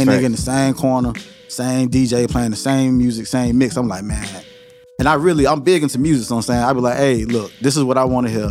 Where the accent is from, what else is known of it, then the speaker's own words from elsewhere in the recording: Pine Hills, Florida, United States; I'm from Pine Hills, from the hood